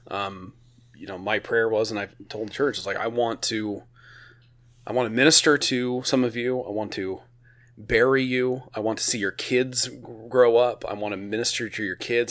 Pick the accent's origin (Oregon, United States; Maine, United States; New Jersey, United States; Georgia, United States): Oregon, United States; I'm from Oregon